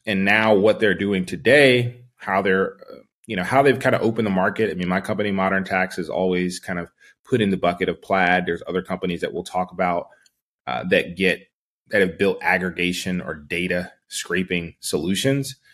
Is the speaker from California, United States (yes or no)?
no; Charlotte, North Carolina, United States; I grew up in Charlotte